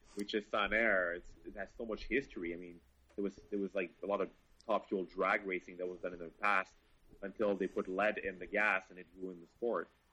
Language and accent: English; Quebec, Canada; we're from Canada